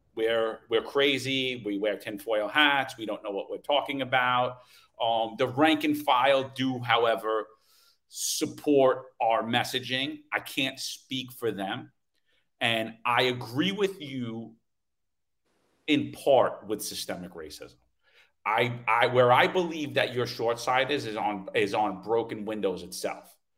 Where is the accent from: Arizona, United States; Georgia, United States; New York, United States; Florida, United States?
New York, United States; New York City; growing up in New York City